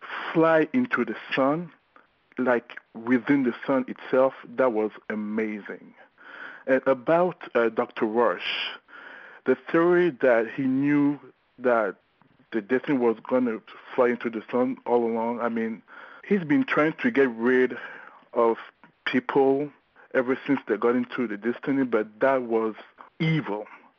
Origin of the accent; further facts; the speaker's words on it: Gabon; now in Baltimore, United States; I'm calling from Baltimore, Maryland. I'm from Gabon, Central Africa.